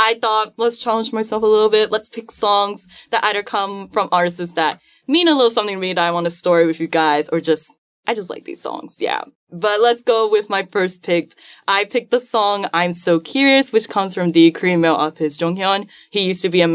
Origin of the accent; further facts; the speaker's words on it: Malaysia; my pride as a Malaysian